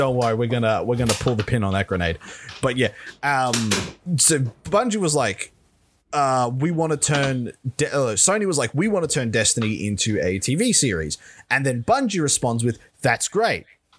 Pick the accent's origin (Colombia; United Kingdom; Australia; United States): Australia; Yeah, this but we're Australian.